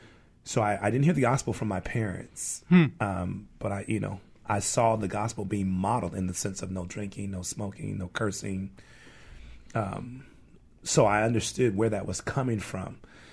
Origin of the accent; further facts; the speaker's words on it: Chicago, Illinois, United States; moved away; also born or lived in Detroit, Michigan; I was born in Detroit, raised in Chicago.